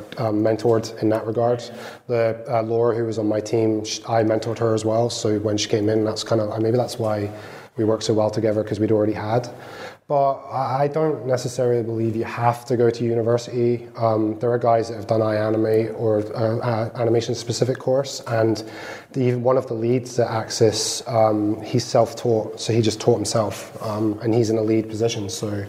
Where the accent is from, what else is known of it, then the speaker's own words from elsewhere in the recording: Dundee, Scotland, United Kingdom; I came from Dundee originally.